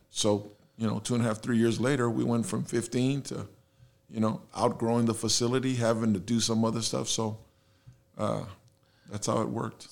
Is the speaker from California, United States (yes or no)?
no; San Antonio, Texas, United States; first language Spanish; English is a second language; also born or lived in Houston, United States; that's where I grew up and, you know, I've been here, born and raised